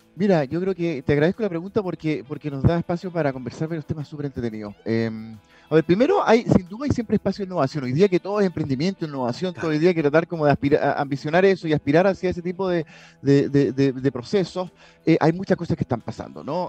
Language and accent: Spanish; Chile; also born or lived in London